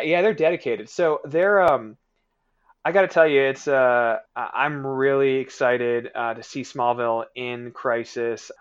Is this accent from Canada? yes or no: yes; Canada; I'm Canadian